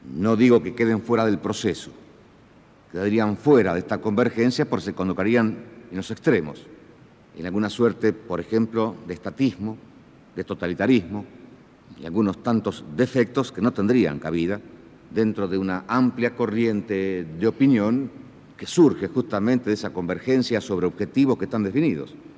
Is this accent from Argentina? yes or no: yes; Argentina; nuestro sentir como argentinos